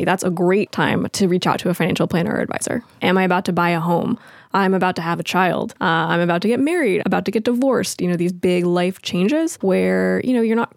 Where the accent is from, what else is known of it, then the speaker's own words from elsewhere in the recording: Los Angeles, California, United States; I grew up in Los Angeles.